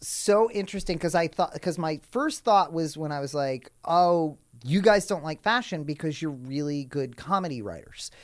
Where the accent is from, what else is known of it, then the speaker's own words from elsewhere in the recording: New York City, New York, United States; I grew up in New York City